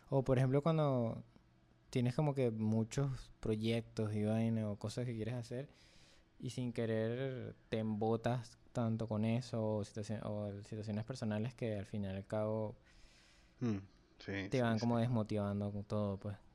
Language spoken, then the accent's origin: Spanish; Venezuela; Me dijo, porque soy ah, venezolano, no dibujo bien. Porque vivo en la patria, no vivo bien.